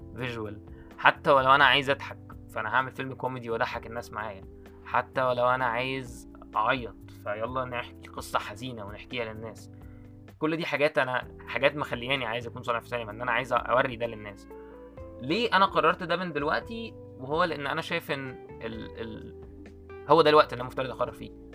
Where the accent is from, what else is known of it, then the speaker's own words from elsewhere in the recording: Egypt; ان انا مصري